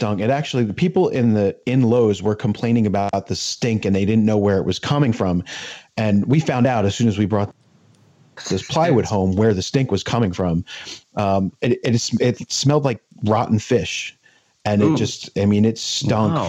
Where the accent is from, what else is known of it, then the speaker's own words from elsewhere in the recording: New Jersey, United States; also born or lived in the western US; I was born out west and I grew up in New Jersey